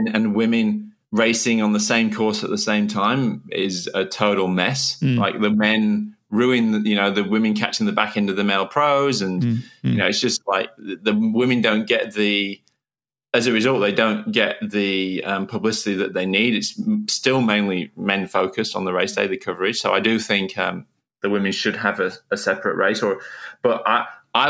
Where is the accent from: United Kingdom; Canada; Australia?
United Kingdom; England; me and my brother, we grew up in England at that time